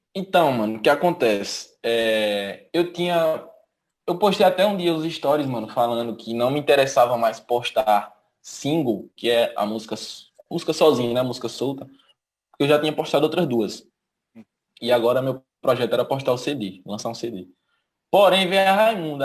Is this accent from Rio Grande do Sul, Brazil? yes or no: no; Lagoa Grande, Pernambuco, Brazil; now in Petrolina, Brazil; minha terra, que eu sou do Lagoa Grande.